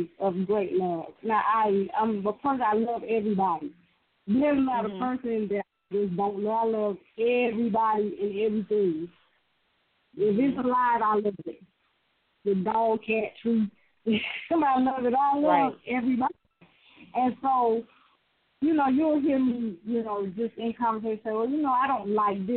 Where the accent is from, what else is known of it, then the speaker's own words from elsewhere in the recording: the Deep South, United States; Matter of fact, I'm from deeper south, I'm from the woods, the swamp, really.